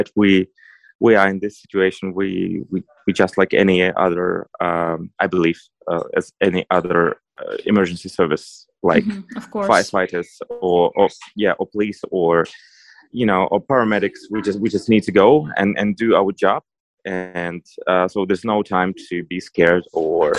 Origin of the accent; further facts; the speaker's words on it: Donetsk, Donetsk Oblast, Ukraine; English is a second language; moved away as an adult; I'm originally from Donetsk, so I already evacuated